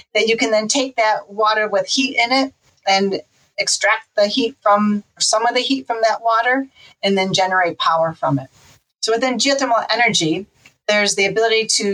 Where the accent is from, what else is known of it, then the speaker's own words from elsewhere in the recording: Farmington, Michigan, United States; moved away; also born or lived in Adrian, Michigan; I grew up near the Detroit area in Farmington, Michigan, and then also in Adrian, Michigan, which is near Ann Arbor